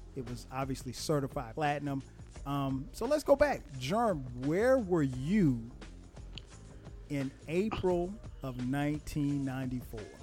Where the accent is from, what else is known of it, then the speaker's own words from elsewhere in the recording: South Carolina, United States; I'm from South Carolina